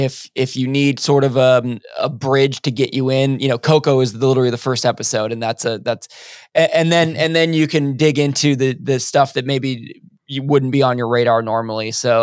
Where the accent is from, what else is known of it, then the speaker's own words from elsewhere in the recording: United States; because I do think in us being American, we have not been privy to a lot of especially South American history.